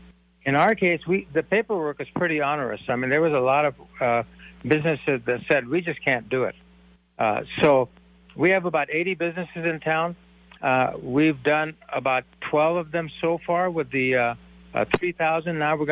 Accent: India; I'm from India.

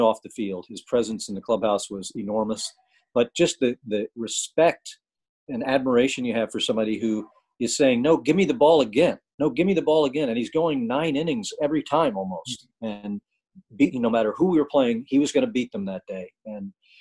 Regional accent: Atlanta, Georgia, United States; moved away as an adult; also born or lived in Milwaukee; this was my hometown

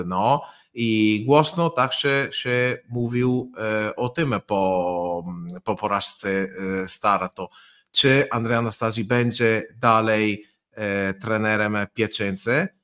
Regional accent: Italy; Polish is a second language; mieszkając blisko Słowenii, więc e, blisko środkowej Europy

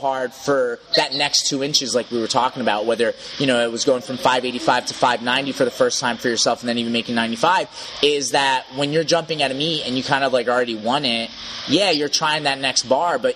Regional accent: United States; as an American

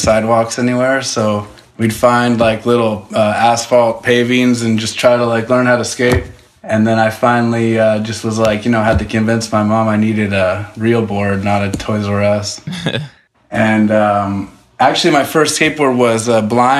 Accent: Vacaville, California, United States; I'm from Vacaville, California, which is a town in between Sacramento and San Francisco, basically.

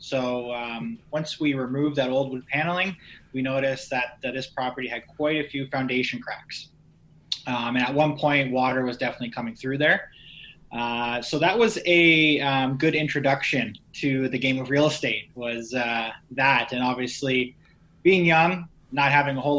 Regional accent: Niagara region, Ontario, Canada; I'm originally from the Niagara region

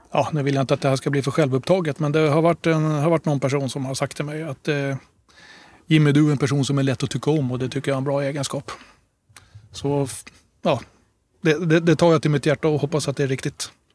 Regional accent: Stockholm, Stockholm County, Sweden; also born or lived in Gotland; jag brukar också presentera mig som halvt gotlänning då därför att mina föräldrar eh, är gotlänningar båda två. Men ni hör ju ingen dialekt hos mig, eller hur? Och det beror på att eh, de flyttade till Stockholm precis innan jag föddes

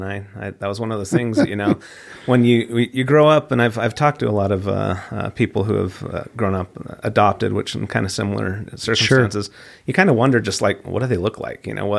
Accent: Midvale, Utah, United States; Yeah, so I grew up locally in Midvale, Utah, and grew up, went to East Midvale Elementary and Midvale Middle, and then on to Hillcrest High. So, yeah, local guy.

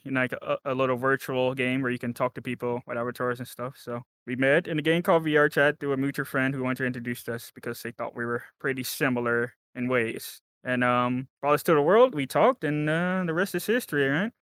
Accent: Texas, United States; I am from America, Texas, specifically the state of Texas

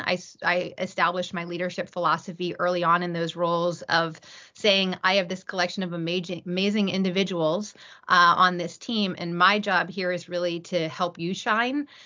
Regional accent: East Coast, United States; I grew up on the East Coast.

